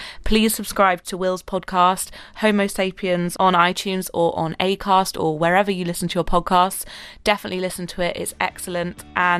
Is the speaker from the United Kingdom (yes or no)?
yes; Exeter, South West England, United Kingdom; born or raised there